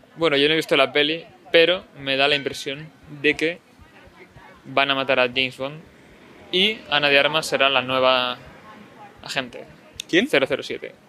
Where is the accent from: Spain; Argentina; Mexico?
Spain; a veces en España, sabios de Daniels, que no tenemos un inglés muy bueno